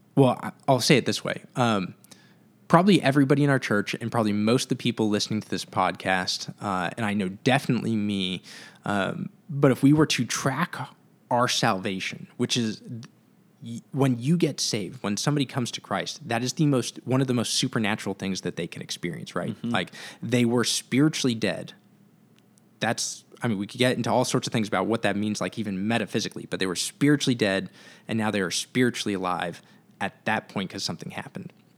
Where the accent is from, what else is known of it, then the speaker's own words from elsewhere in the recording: Santa Cruz, California, United States; growing up in Santa Cruz, moving back to Santa Cruz